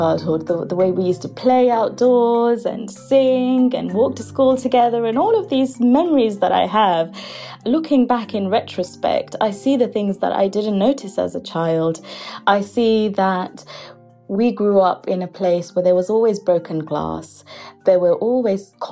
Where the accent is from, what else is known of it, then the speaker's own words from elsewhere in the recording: United Kingdom; we're British Bangladeshis and we're being brought up where we're not quite Bangladeshi because we don't fit in Bangladesh, and we're not quite British